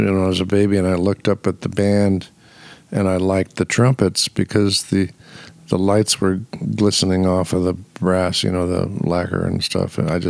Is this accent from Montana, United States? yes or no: no; Los Angeles, California, United States; also born or lived in Indianapolis / New York; when I was 5 years old, my mom got out of the music business to keep me out of it, because my whole family was swept up in it. And we moved out to L.A.